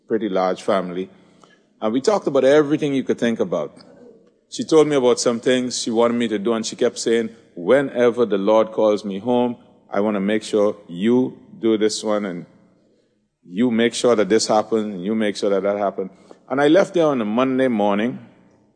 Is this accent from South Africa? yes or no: no; Trinidad & Tobago; moved away; I'm from Trinidad